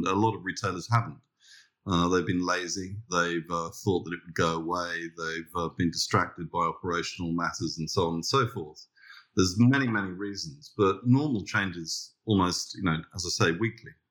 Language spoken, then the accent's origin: English; London, United Kingdom; now in Australia; So, we've been established in Australia now for 28 years. We came from London